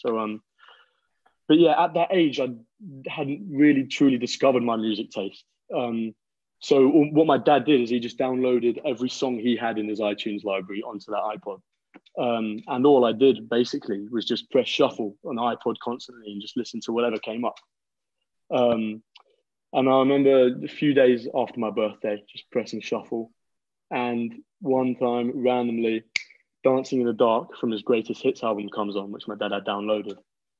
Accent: London, United Kingdom; now in Liverpool, United Kingdom; Well, I'm currently 19 years old. I'm born and raised in London, although right now I'm currently studying at university in Liverpool.

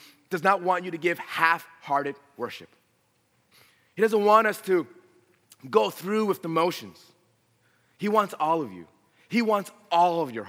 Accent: Los Angeles, California, United States; also born or lived in Riverside, California; I was born and raised in San Fernando Valley

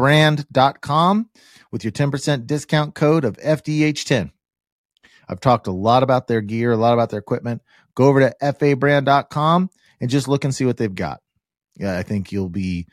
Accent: Kansas, United States; I'm from Kansas

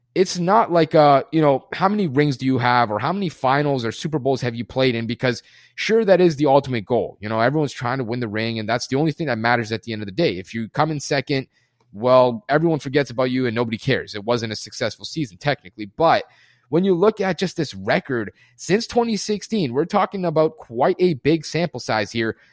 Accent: Germany; moved away; I was born and raised in Germany too

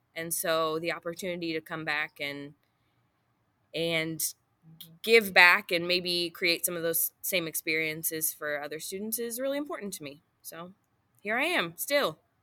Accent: Booneville, United States; also born or lived in Chandler; then in Booneville, and I went to Booneville High School

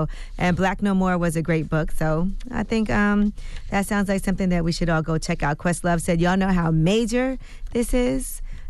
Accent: Brooklyn, New York, United States; There's so many songs I want to hear because you know I'm from Brooklyn.

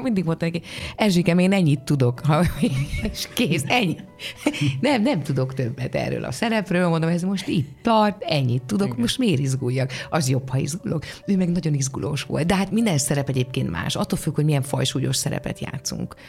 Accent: Hódmezővásárhely, Csongrád-Csanád, Hungary; moved away; a szülővárosom díját, ahol ez a hódmezővásárhely

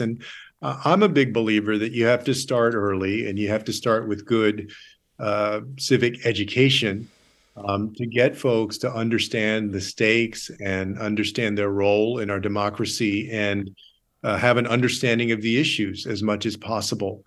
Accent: San Antonio, Texas, United States; I grew up here in San Antonio, Texas

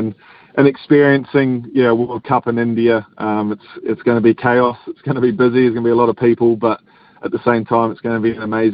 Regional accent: New Zealand; also born or lived in Western Australia, Australia; being a New Zealander that played a little bit of high school cricket in Western Australia as well

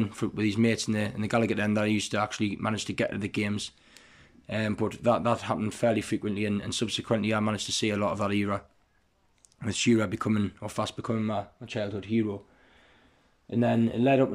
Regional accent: Newcastle upon Tyne, North East England, United Kingdom; I'm from Heaton in the east end of Newcastle.

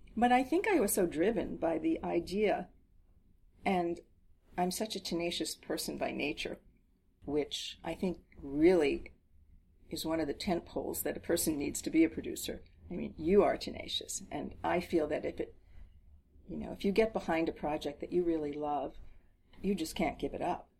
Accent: New Jersey, United States; we grew up in New Jersey

